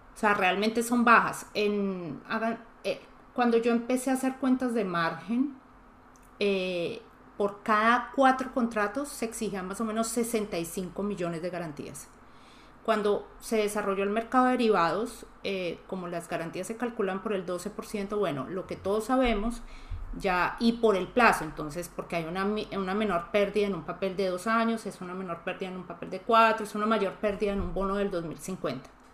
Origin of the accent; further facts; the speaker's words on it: Colombia; como los colombianos no lo vemos tan grande